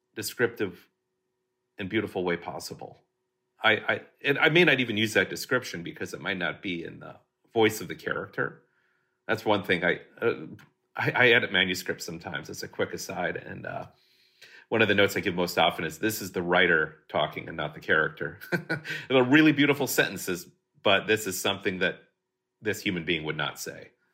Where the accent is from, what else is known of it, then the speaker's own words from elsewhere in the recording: Hastings, Minnesota, United States; moved away as an adult; now in Burbank, United States; growing up in Hastings, Minnesota